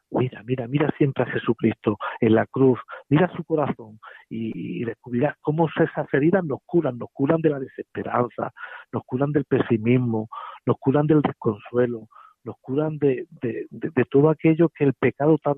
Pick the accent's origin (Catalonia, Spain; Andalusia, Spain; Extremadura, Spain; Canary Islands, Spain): Andalusia, Spain; Villafranca de Córdoba; El 9 de julio, hace 25 años, que en la Catedral de Córdoba, de donde soy, me ordenaba un obispo que, que, bueno, que ya murió